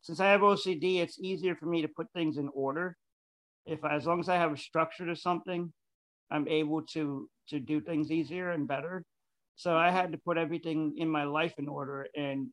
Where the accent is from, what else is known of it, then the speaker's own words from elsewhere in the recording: New York, United States; first language Spanish; English is a second language; I'm a New Yorker